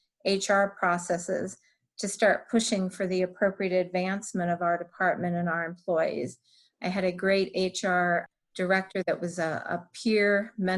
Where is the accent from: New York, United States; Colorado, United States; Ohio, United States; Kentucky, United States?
Colorado, United States; moved away as an adult; relocate back to my home state of Colorado